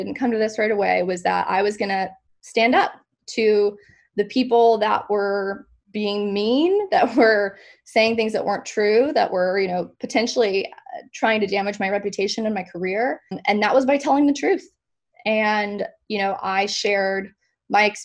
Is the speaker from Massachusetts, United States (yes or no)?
no; Ponte Vedra Beach, Florida, United States; also born or lived in Oxford, Mississippi / Orlando, Florida; now in Jacksonville, United States; I grew up in Florida